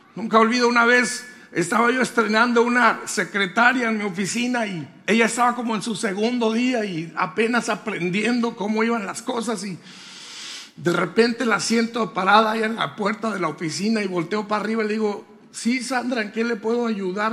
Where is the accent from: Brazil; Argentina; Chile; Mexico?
Mexico; Colonia Hidalgo, Durango; en un lugar que se llama Colonia Hidalgo Durango